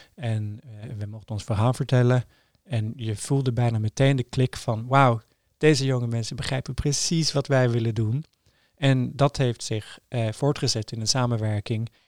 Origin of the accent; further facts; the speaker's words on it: Trondheim, Trøndelag, Norway; Dutch is a second language; moved away as an adult; now in Amsterdam, Netherlands; ik ben opgegroeid in Trondheim, heel leuke stad, maar vrij klein